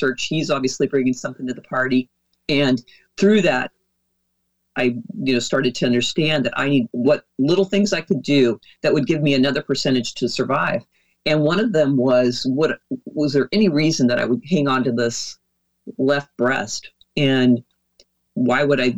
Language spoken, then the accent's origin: English; Oregon, United States; moved away as an adult; also born or lived in Dallas, Texas; my home state is Oregon